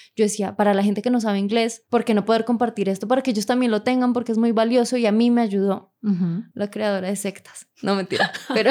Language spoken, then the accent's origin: Spanish; Bogotá, Colombia; accent: rola; Soy de Bogotá y toda la vida he crecido en Bogotá